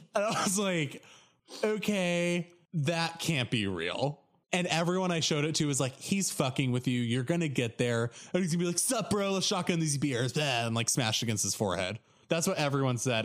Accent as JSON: {"language": "English", "region": "Oregon", "country": "United States", "moved": "as an adult", "said": "I'm from Oregon"}